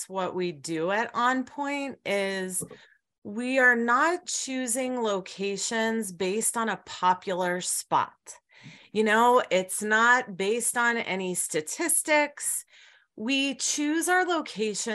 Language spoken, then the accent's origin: English; Miami, Florida, United States; also born or lived in Colorado / Vietnam; now in Great Falls, United States; I grew up in Miami, Florida